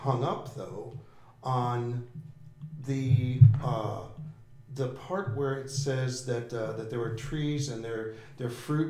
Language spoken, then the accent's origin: English; Florida, United States; I grew up in Florida, played in the ocean all the time.